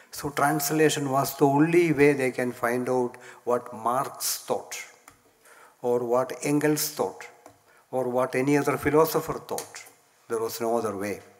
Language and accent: English; Kottayam, Kerala, India; my hometown Kottayam